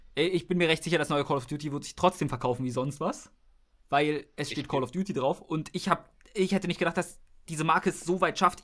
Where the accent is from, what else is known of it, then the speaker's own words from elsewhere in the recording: Germany; wir sind Deutsche